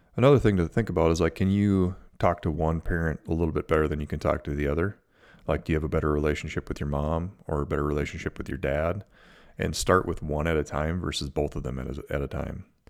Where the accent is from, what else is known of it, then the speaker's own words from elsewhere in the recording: Minnesota, United States; I'm from Minnesota, from the Midwest